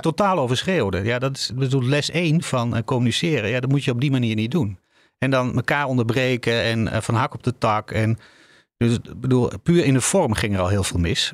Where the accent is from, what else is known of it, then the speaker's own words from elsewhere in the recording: Netherlands; wij als Nederlanders